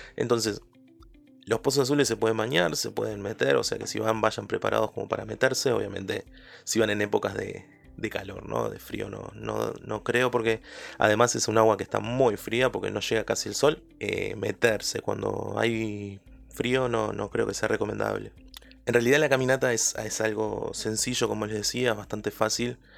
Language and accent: Spanish; Uruguay; mi país, por Uruguay